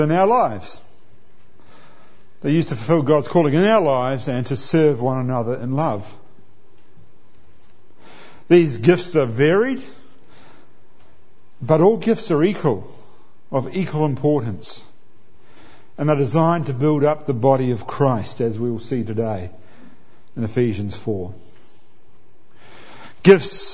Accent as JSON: {"language": "English", "country": "New Zealand", "moved": "yes", "lives_now": "Australia", "said": "I'm a New Zealander"}